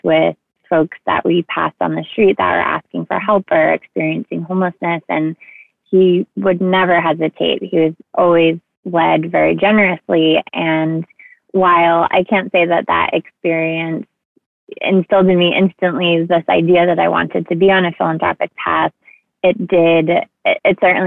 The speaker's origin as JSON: {"language": "English", "town": "East Bridgewater", "region": "Massachusetts", "country": "United States", "tie": "born or raised there", "said": "I grew up in East Bridgewater, Massachusetts"}